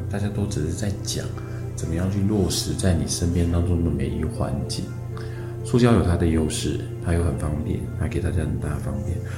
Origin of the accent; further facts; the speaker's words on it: northern Taiwan, Taiwan; 我本身是 啊，北部人，所以北部的族子、贵族跟绿族比较多。小时候我们都在这个竹林里面去长大的